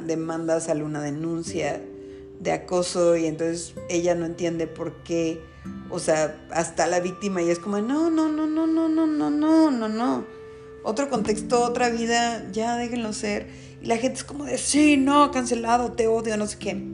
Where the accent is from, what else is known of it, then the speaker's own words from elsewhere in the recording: Mexico; en nuestro país, en México, soy de México